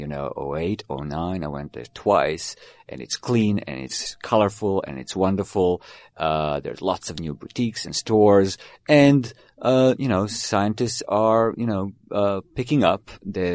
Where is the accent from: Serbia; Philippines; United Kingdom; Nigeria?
Serbia; Belgrade; moved away; I was born in Belgrade, which is now Serbia